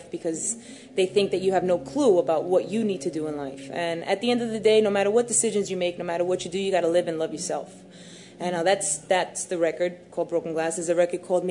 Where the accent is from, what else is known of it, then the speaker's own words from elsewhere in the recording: New York City, New York, United States; I was raised in Brooklyn